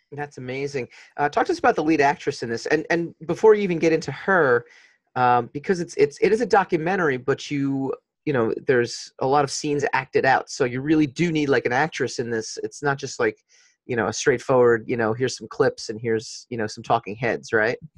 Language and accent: English; Nyack, New York, United States; we're in Nyack, actually, Nyack, New York